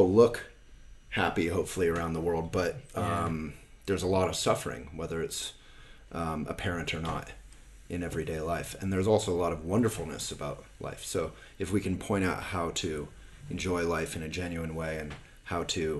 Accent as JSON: {"language": "English", "town": "Boulder", "region": "Colorado", "country": "United States", "tie": "born or raised there", "said": "I grew up here in Boulder. My childhood home is like 5 minute bike, 1 minute bike ride that direction"}